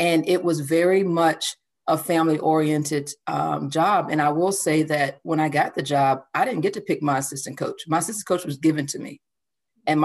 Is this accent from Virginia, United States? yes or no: yes; Virginia, United States; also born or lived in Seaford, Delaware; we moved to Virginia, attended high school